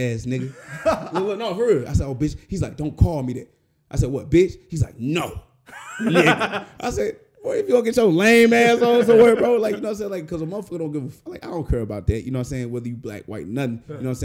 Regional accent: St. Louis, Missouri, United States; the reason why I fight the way I do is because I'm from St. Louis

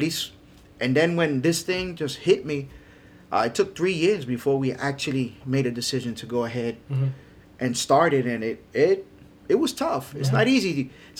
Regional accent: New York, United States; now in Florida, United States; You know, I'm a transplant from New York. I've been in Florida since 1988. So it's going on 32, 33 years. And we came over here and we raised our children here in South Florida.

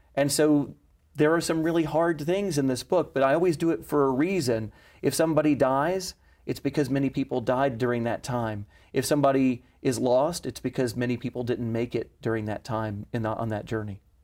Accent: Knoxville, Tennessee, United States; I was born there more than a hundred years later

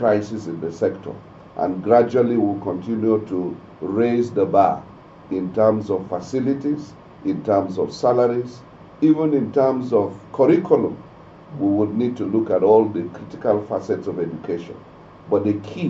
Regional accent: Mangu, Plateau, Nigeria; I come from the potato belt. I'm from Mangu, so I've been farming potatoes all my life.

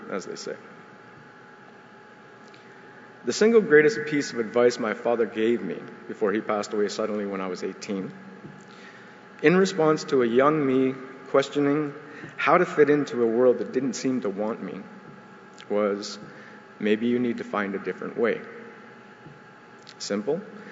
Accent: Sault Ste. Marie, Ontario, Canada; I was born in Sault Ste. Marie in 1971, growing up as an urban Aboriginal

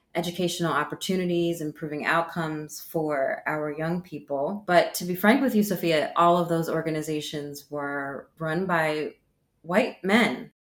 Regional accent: United States; accent: American; moved away as an adult; also born or lived in Amsterdam, Netherlands; now in United Kingdom; as an American and speaking English and having an American accent and a blue passport

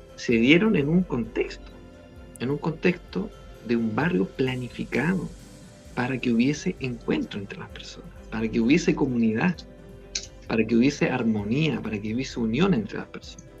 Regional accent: Valparaíso, Chile; yo soy aquí de Valparaíso

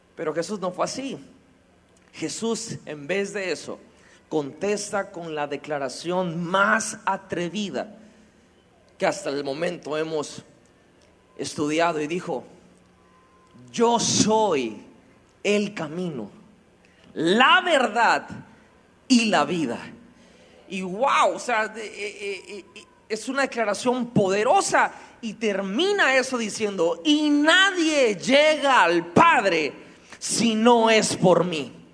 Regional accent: Mexico; como mexicanos

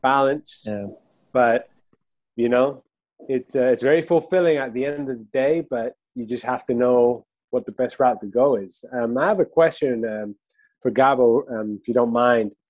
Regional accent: Argentina; now in United States; I'm from Argentina too

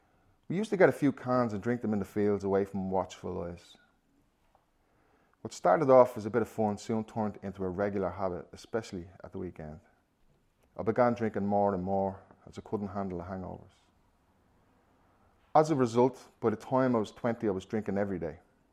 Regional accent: Ballymun, County Dublin, Ireland; I'm 37 and I am in recovery. I grew up in Ballymun and was one of five children.

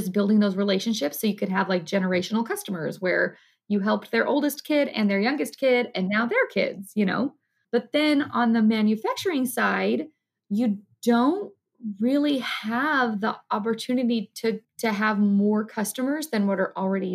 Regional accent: California, United States; moved away; all of his stores are around my hometown where I grew up in California.

